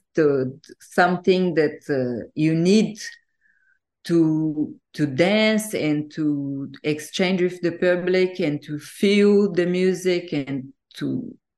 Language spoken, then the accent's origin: English; Brazil; moved away as an adult; also born or lived in Portugal / Egypt / New Zealand; now in France; when I moved from Brazil to Portugal, it was when I finished my university.